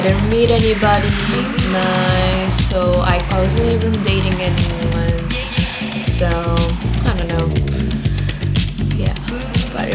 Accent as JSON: {"language": "English", "region": "Tokyo", "country": "Japan", "also_born_or_lived": "New York City", "moved": "as an adult", "lives_now": "Berlin, Germany", "said": "I'm originally from Tokyo"}